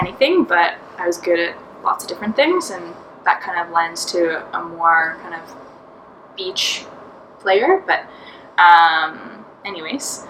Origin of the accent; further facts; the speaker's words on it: Halifax, Nova Scotia, Canada; I'm from Halifax